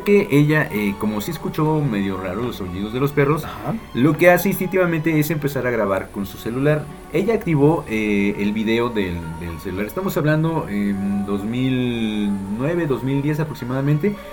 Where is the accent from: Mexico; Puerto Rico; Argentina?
Mexico; por mexicano